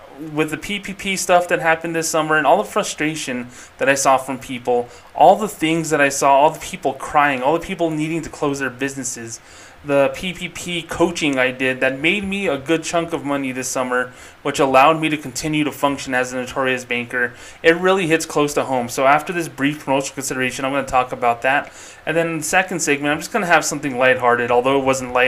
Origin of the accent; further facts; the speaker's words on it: Albuquerque, New Mexico, United States; my home state of Albuquerque, New Mexico